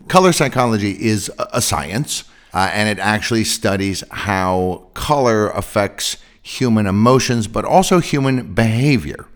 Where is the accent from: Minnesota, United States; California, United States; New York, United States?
California, United States; San Francisco Bay Area; I'm from the San Francisco Bay Area